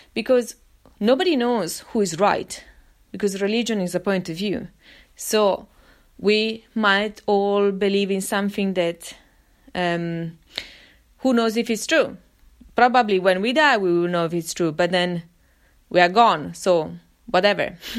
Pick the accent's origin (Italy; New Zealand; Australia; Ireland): Italy; of course, I grew up in Italy.